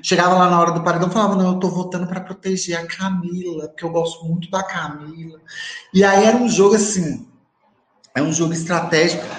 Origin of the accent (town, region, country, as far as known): Montes Claros, Minas Gerais, Brazil